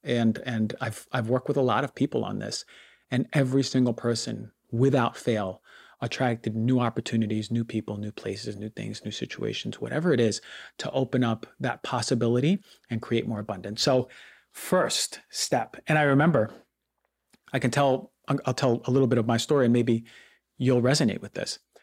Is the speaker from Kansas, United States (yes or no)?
no; New York, United States; growing up in New York